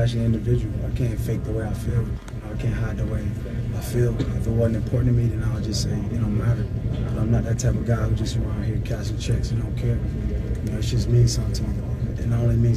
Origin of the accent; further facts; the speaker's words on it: Miami, Florida, United States; I'm from Liberty City